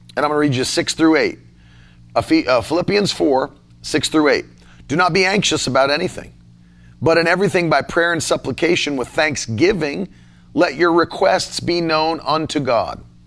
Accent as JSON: {"language": "English", "country": "United States", "said": "as an American citizen because I'm not a citizen of your nation. I'm a citizen of America"}